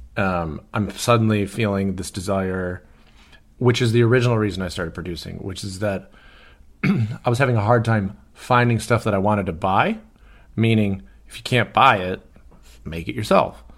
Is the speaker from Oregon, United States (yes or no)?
no; Detroit, Michigan, United States; moved away; also born or lived in Birmingham, Michigan; I'm growing up in Detroit, or outside of Detroit